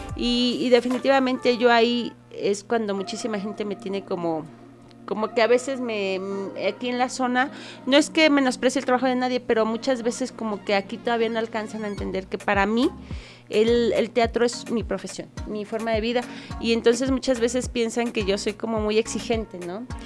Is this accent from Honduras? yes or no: no; Querétaro, Mexico; Yo soy queretana